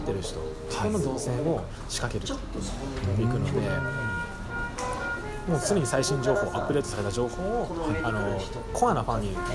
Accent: Kyushu, Japan; moved away as an adult; もともと地元九州なので

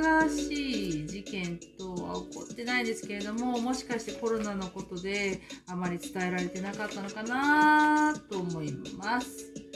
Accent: Kyoto, Japan; accent: Kyoto dialect; now in Auckland, New Zealand; 私は京都でございます。えー、本当は京都弁話話します

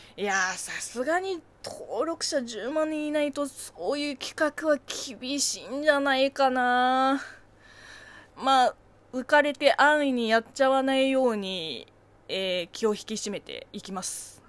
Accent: China; Japanese is a second language; moved away; 中国生 まれ中国育ちの私

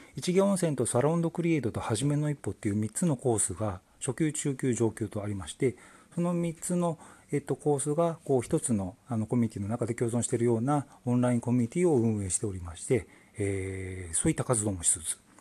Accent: Tokyo, Japan; moved away as an adult; now in Shikoku, Japan; 東京生まれ東京育ちでずっと東京で暮らしててですね

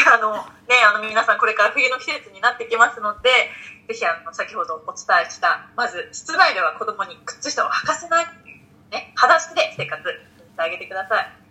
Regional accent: Hokkaido, Japan; 私北海道出身です

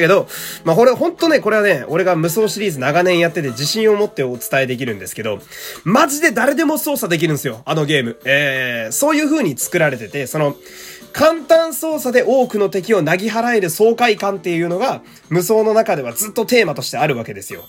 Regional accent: Fukui, Japan; moved away; 福井に帰りたすぎて、あの、地元に帰りたすぎて

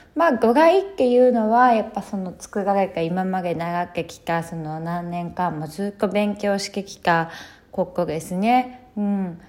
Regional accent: Sapporo, Hokkaido, Japan; also born or lived in Philippines / Australia; まず北海道出身で、えーと、札幌生まれ、札幌に生まれて、育ち

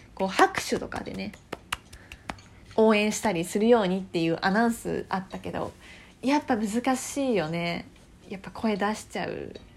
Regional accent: Fuchu, Tokyo, Japan; born or raised there

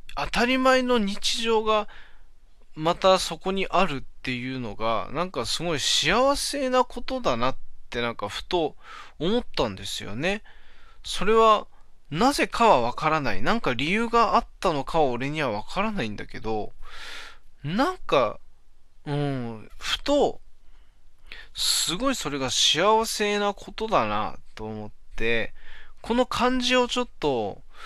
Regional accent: Hachinohe, Aomori, Japan; moved away; まだ地元八戸にいた頃

